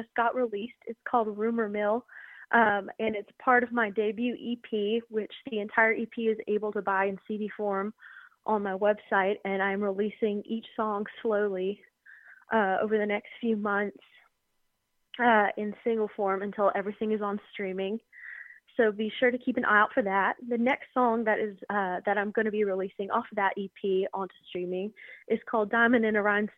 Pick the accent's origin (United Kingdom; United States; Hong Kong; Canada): United States; the Smokies, Tennessee; growing up in the Smokies. We were pretty close to Great Smoky Mountain National